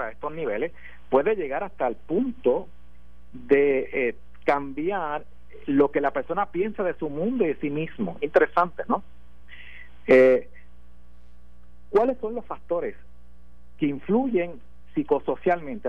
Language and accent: Spanish; Puerto Rico; como puertorriqueño nosotros tenemos un problema aquí